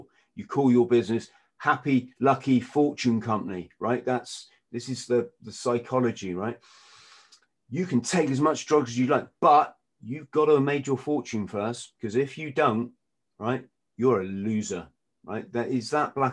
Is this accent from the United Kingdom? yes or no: yes; England, United Kingdom; I'm English